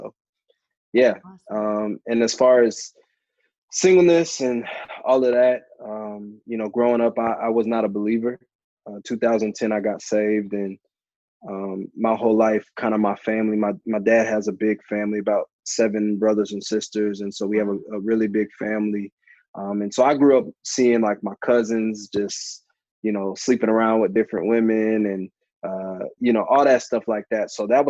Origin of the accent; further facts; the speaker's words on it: St. Louis, Missouri, United States; also born or lived in Clarksville / Alaska / Atlanta; So I was born in Clarksville, Tennessee, and then we moved to Alaska. I went to middle and high school in St. Louis, and then moved to Atlanta. And that's where I lived at for a while. So I consider Atlanta home.